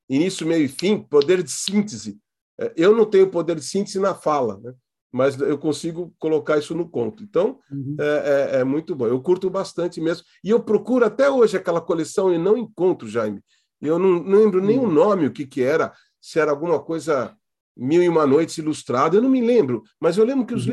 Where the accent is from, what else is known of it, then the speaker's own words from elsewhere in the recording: Santos, São Paulo, Brazil; se eu nasci em Santos e moro aqui